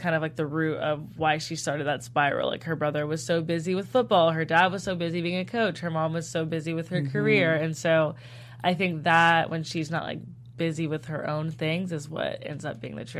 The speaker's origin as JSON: {"language": "English", "region": "the South", "country": "United States", "said": "I'm from the South"}